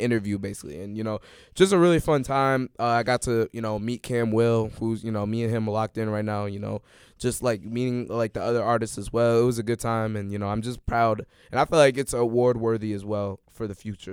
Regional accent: Chicago, Illinois, United States; I'm from Chicago

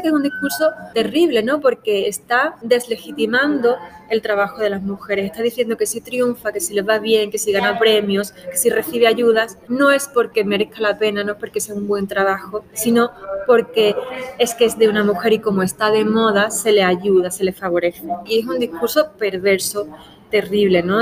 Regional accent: Spain; nuestro país

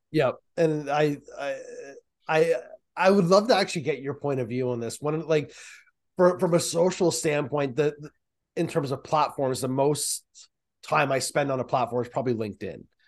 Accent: Markham, Ontario, Canada; also born or lived in Peterborough, Ontario; I'm from Markham and Peterborough, and my parents live in Peterborough now.

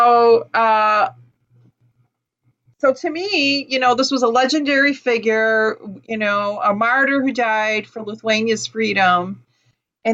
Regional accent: Chicago, Illinois, United States; I grew up in Chicago, 1960s

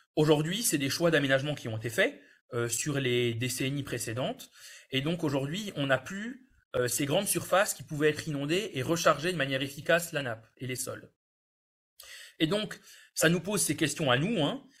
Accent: France; chez nous en France

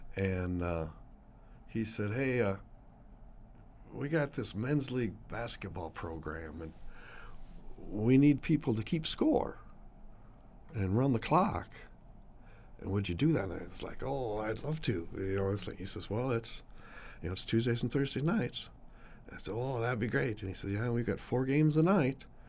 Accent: Sioux Falls, South Dakota, United States; I grew up right near Twentieth and Waltz and Sioux Falls

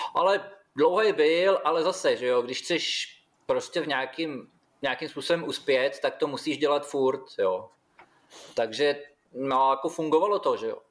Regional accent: Vlašim, Central Bohemian Region, Czechia; moved away as an adult; now in Australia; u nás ve Vlašimi byla samozřejmě partička, který to dělali, že jo, kde i táta byl v té době uh, jeden z nich

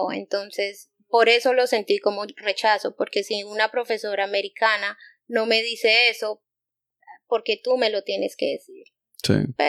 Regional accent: Bogotá, Colombia; Pues yo soy de Bogotá, pero tengo de otro lado, mi mamá es de Bucaramanga, que es una ciudad

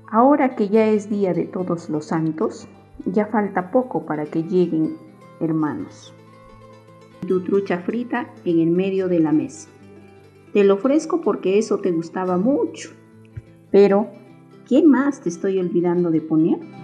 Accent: Puno, Peru; soy de Puno

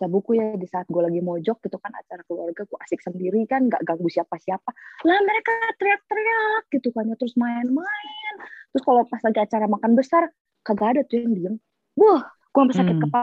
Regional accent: Bandung, West Java, Indonesia; now in Jakarta, Indonesia; jadi dari dari kecil sebenarnya

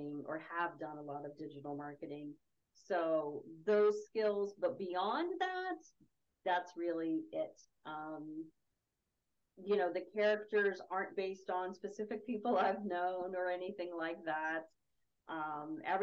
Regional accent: West Virginia, United States; moved away as an adult; also born or lived in Los Angeles / Cleveland; I grew up in West Virginia.

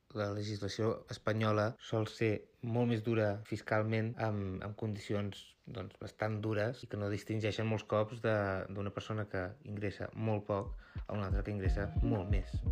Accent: Osona, Catalonia, Spain; Jo sóc d'Osona, sóc d'un petit poble, a prop de la, de la Garrotxa

